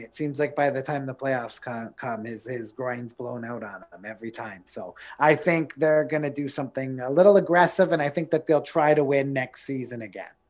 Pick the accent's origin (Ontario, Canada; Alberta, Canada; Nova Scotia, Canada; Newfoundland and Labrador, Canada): Ontario, Canada; Niagara; Growing up in Niagara